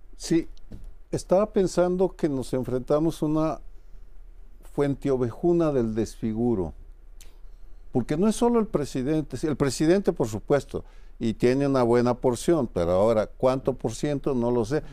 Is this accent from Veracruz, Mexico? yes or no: no; Jalisco, Mexico; yo crecí con esa revista en Jalisco